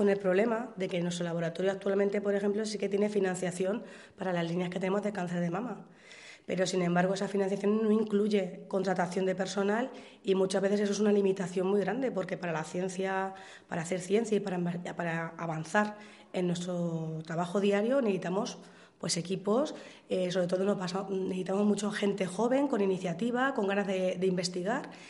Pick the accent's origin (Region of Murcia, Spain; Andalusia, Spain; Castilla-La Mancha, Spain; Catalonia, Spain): Castilla-La Mancha, Spain; Alcadozo; De Alcadozo.